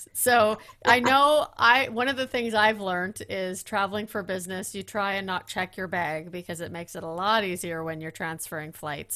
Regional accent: Netherlands; I'm from Holland

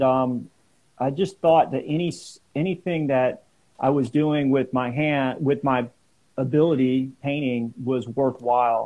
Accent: South Carolina, United States; now in California, United States; I grew up in South Carolina

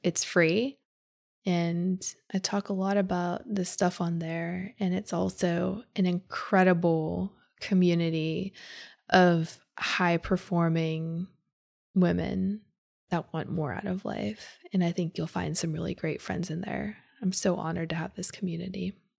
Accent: Pittsburgh, Pennsylvania, United States; moved away; also born or lived in Chicago; Where I grew up in Pittsburgh, we don't have hurricanes.

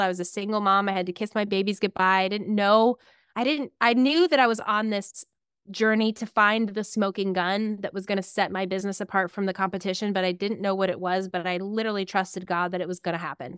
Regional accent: Clarion, Pennsylvania, United States; also born or lived in State College, Pennsylvania; I grew up in a little town called Clarion

